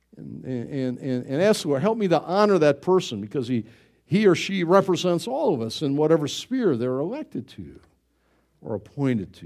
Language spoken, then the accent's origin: English; United States; I'm an American